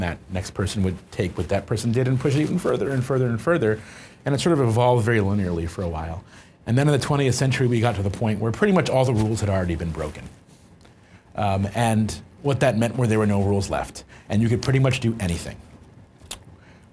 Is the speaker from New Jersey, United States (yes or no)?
yes; New Jersey, United States; I was born in New Jersey in the mid-80s